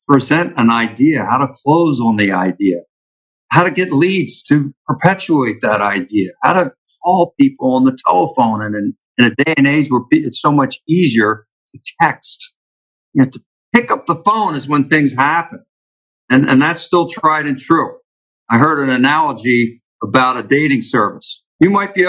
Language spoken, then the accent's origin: English; Philadelphia, Pennsylvania, United States; moved away as an adult; now in Florida, United States; we grew up in Philadelphia